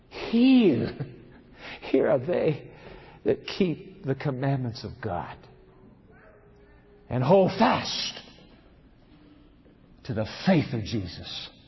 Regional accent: Germany; English is a second language; You see, I'm Lutheran. I'm from Germany. But I was in Romania in prison, communist Romania.

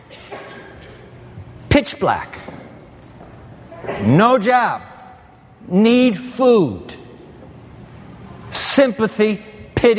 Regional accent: Japan; moved away; When I was a kid growing up in Japan, born in that land of the rising sun

